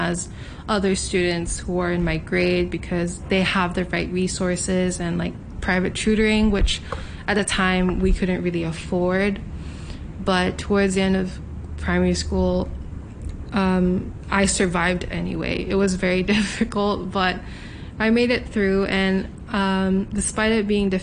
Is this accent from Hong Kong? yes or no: yes; Hong Kong; being born and raised here in Hong Kong, I'm a Filipino